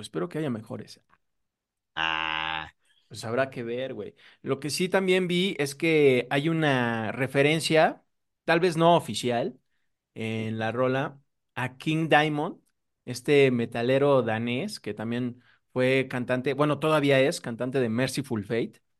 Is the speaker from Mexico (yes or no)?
yes; Mexico; nosotros como mexicanos